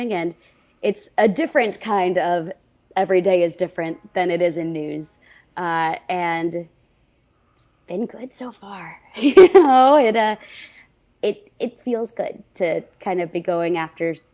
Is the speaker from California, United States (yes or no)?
no; Westchester, New York, United States; moved away; also born or lived in Orlando; I'm from Westchester originally, which is like a half hour outside New York City.